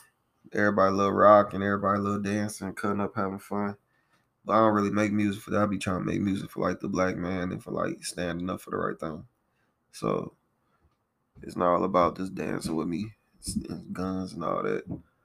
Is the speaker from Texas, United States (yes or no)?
no; Morgan City, Louisiana, United States; I'm from Morgan City, Louisiana, at 985.